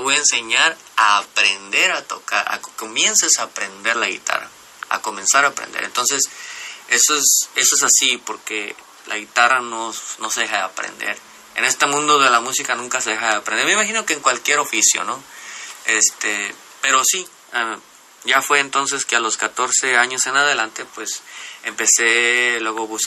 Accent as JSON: {"language": "Spanish", "town": "José María Morelos", "region": "Jalisco", "country": "Mexico", "tie": "born or raised there", "also_born_or_lived": "Cocula", "said": "nací en Cocula, Jalisco. Eh, y al año de que nací, mis padres se se mudaron, porque ellos vivían en esas áreas, mis padres se mudaron a la zona costa, de la costa sur de Puerto Vallarta"}